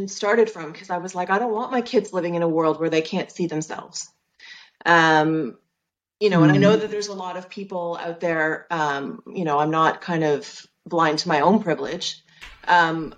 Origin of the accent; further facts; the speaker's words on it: Canada; moved away as an adult; also born or lived in London, United Kingdom; now in Cheshire, United Kingdom; I'm Canadian, but I live in the UK